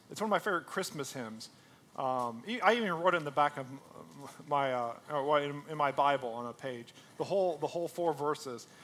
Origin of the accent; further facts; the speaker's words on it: United States; we're Americans, right? Like, I'm an American